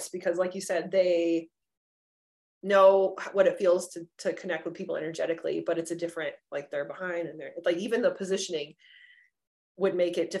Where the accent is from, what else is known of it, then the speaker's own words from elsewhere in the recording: Southern California, United States; moved away as an adult; now in Colorado, United States; We actually grew up about 30 miles away from each other in California, like in Southern California.